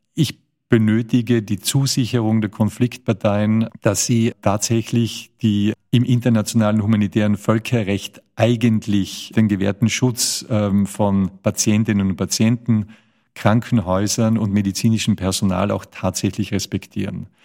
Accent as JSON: {"language": "German", "region": "Tyrol", "country": "Austria", "said": "ich komme aus Österreich, ich bin ein Tiroler"}